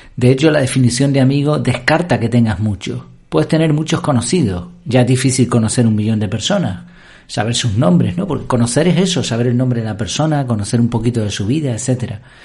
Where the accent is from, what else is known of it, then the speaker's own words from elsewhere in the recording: Madrid, Community of Madrid, Spain; moved away; also born or lived in Gran Canaria; yo nací en Madrid